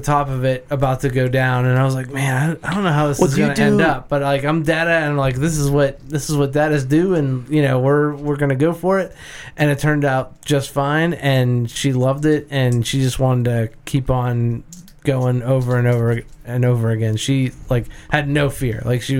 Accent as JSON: {"language": "English", "country": "United States", "said": "Because I'm an American and I don't like blue cheese."}